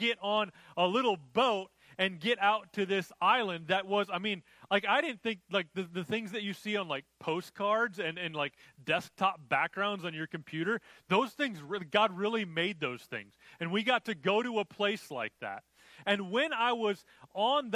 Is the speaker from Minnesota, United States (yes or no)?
yes; Minnesota, United States; I grew up in Minnesota where there were lots of lakes